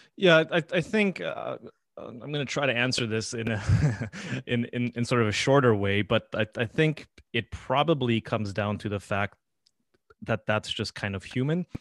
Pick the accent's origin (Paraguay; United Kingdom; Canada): Paraguay; moved away; I was born in Paraguay